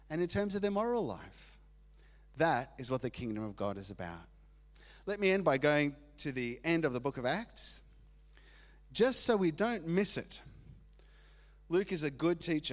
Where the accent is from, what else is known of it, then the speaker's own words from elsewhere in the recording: Argentina; moved away; I grew up in Argentina